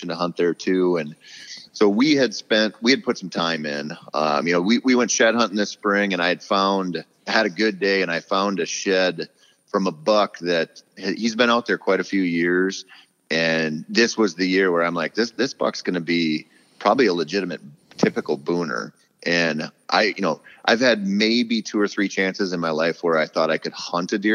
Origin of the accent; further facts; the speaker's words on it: southeastern Minnesota, United States; moved away; it used to be my hometown for sure. You know, I got really lucky when I was 15. I got permission to bow hunt a dairy farm in southeastern Minnesota.